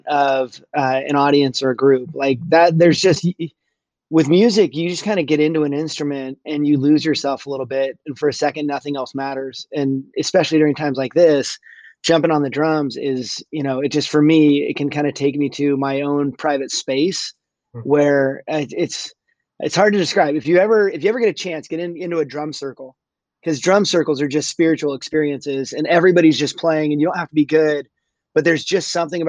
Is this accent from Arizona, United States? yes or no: no; California, United States; also born or lived in Colorado; I grew up in California